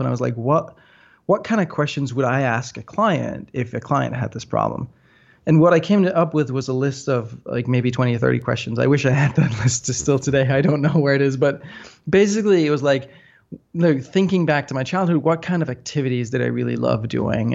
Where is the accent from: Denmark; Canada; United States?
Denmark; north of Copenhagen, Capital Region of Denmark; I grew up in Denmark, um, north of Copenhagen, the so-called whiskey belt